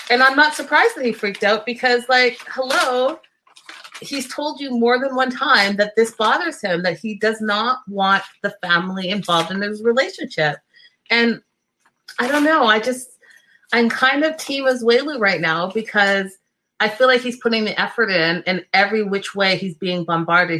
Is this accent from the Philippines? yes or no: no; Canada; I can understand it and French because I'm Canadian